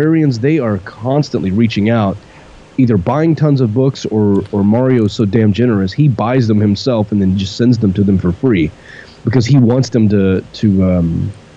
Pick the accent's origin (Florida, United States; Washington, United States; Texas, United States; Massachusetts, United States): Texas, United States; growing up in Texas